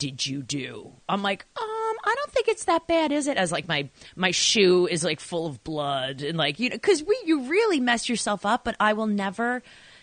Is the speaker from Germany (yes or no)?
no; Babylon, New York, United States; I am originally from Long Island, and it's great because the second you open your mouth, I'm like, oh, she's one of me